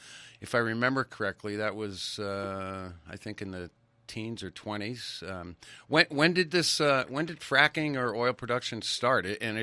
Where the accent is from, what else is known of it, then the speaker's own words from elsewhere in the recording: the East, United States; now in Idaho, United States; I live in Idaho. I grew up in the East.